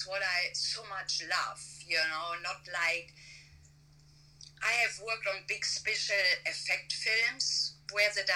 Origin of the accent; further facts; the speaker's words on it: Germany; moved away as an adult; now in Burbank, United States; even though I live in the US, but I'm from Germany, and I still have a residency in Germany